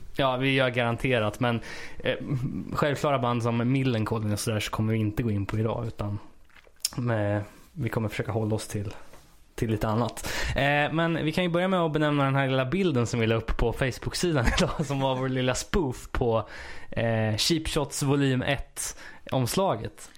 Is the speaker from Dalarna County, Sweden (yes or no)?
no; Örebro County, Sweden; jag är ju uppväxt lite utanför Örebro